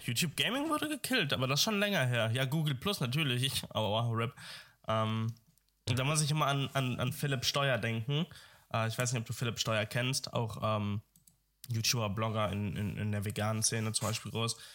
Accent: Dortmund, North Rhine-Westphalia, Germany; moved away; ich kam ja aus Dortmund ich komme aus Dortmund.

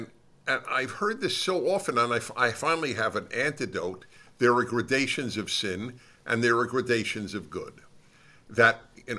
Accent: Brooklyn, New York, United States; Brooklyn, New York.

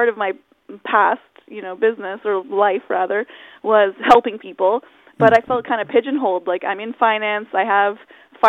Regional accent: Chilliwack, British Columbia, Canada; I'm Chilliwack, born and raised.

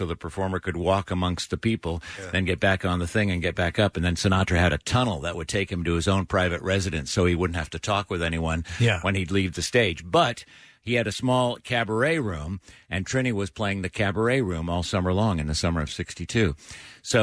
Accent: San Francisco Bay Area, California, United States; moved away; I grew up in the San Francisco Bay Area

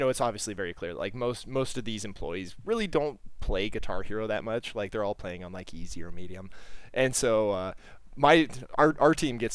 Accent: Southern California, United States; I'm from Southern California

